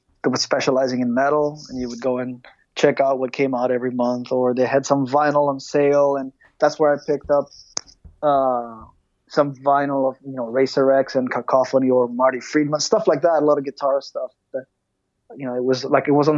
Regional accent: Greece; growing up in Greece

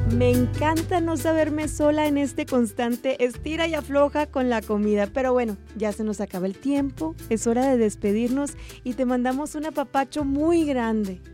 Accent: Sonora, Mexico; moved away; mi tierra, hasta Sonora, México

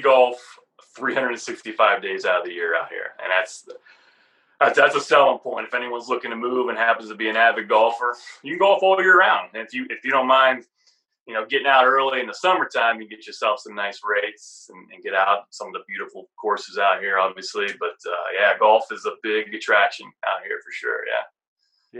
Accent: Youngstown, Ohio, United States; moved away as an adult; now in Phoenix, United States; I'm originally from just outside of Cleveland, Ohio, in uh, Youngstown, Ohio. Uh, so born and raised there

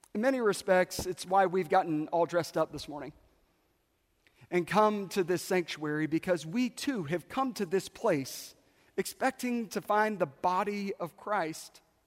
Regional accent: South Carolina, United States; moved away; I grew up in South Carolina

